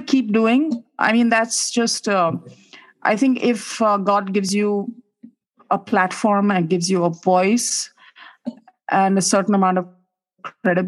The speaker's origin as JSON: {"language": "English", "region": "Uttarakhand", "country": "India", "said": "I'm from Uttarakhand"}